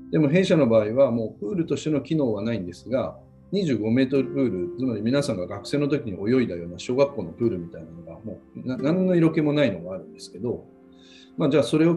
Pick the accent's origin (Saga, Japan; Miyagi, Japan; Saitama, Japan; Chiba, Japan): Saga, Japan; Ureshino; born there; あの私のもやっぱり旅館で生まれたりとか、まあ、嬉野も